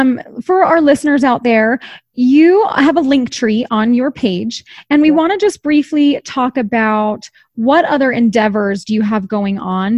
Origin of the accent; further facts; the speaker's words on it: East Coast, United States; And I'm from the East Coast and I don't have family here.